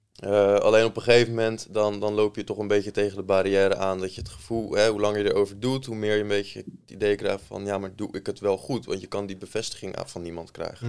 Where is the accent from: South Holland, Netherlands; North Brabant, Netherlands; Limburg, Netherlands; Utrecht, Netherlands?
South Holland, Netherlands; Maasland; also born or lived in Rotterdam / Delft; geboren in Rotterdam. verder opgegroeid in Maasland, klein dorpje in Zuid-Holland, in de buurt van Rotterdam